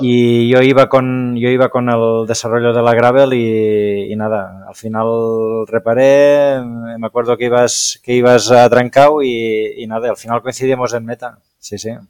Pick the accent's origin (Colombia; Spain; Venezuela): Spain; yo soy nacido en Trem, que es el pueblo donde ejerzo de médico